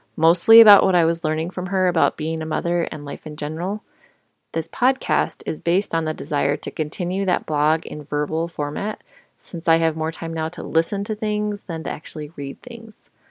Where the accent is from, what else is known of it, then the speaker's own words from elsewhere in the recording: Colorado, United States; moved away as an adult; also born or lived in Indiana / Chicago / Dallas; I grew up in Colorado